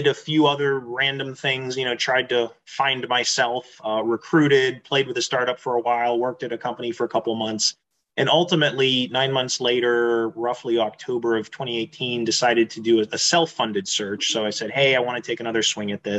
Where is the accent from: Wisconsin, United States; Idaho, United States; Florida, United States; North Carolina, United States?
Florida, United States; Tampa; moved away as an adult; also born or lived in Pittsburgh, Pennsylvania / Japan / Pensacola, Florida / Houston, Texas; now in Texas, United States; raised in Florida near Tampa.